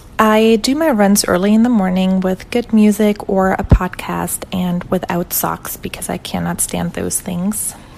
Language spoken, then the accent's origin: English; Germany; moved away as an adult; now in Houston, United States; Hey there … I'm from Germany, but have been living in Houston, Texas for almost 5 years now.